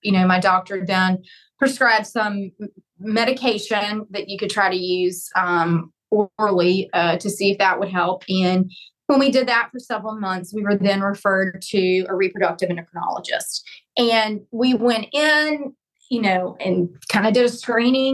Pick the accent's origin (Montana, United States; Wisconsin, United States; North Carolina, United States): North Carolina, United States; moved away as an adult; also born or lived in Alabama; I'm originally from North Carolina, but moved to Alabama and went to law school